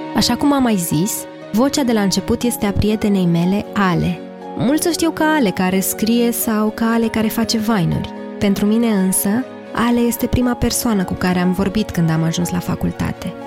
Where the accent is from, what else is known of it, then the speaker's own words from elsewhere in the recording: Lița, Teleorman County, Romania; also born or lived in Turnu Măgurele, Teleorman; M-am născut în turnul Măgurele, Teleorman, un oraș pe malul Dunării aproape la fel de mic cât un cartier din București. Am copilărit apoi în Lița, un sat cu o singură stradă denumită, situat pe un deal